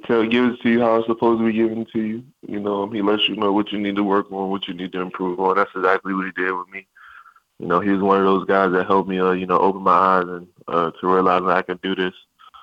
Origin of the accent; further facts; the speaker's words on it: Maryland, United States; I'm from Maryland. My family's from Maryland.